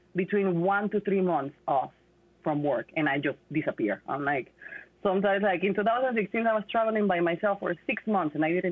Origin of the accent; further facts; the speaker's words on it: Panama; moved away as an adult; I was born in Panama, and I moved here in 2010.